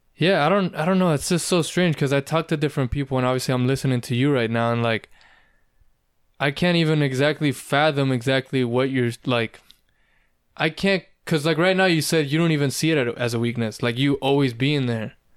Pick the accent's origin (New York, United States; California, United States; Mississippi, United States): California, United States; I was born and raised in California